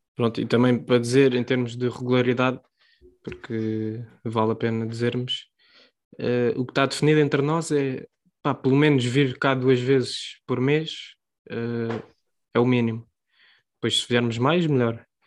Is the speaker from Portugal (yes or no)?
yes; Portugal; nós somos portugueses